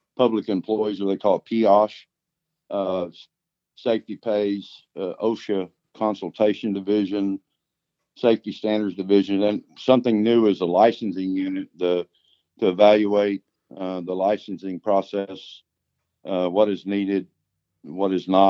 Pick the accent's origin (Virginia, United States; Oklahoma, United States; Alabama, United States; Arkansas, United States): Oklahoma, United States; So I was born and raised in Oklahoma, except for the time that I've lived here my whole life, except for the time when I was in the Air Force.